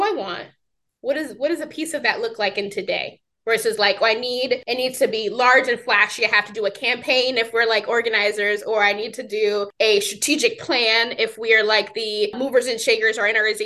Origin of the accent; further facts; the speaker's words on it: New York, United States; I'm from New York